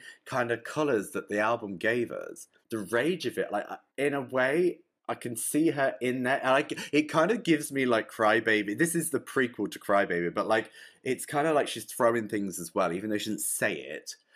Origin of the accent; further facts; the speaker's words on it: England, United Kingdom; I'm English as well. I don't talk like this like American stuff